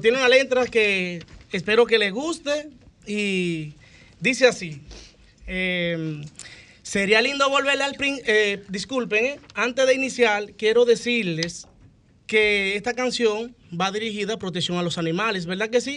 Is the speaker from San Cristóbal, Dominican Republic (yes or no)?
no; Azua, Dominican Republic; soy oriundo de Aso de Compostela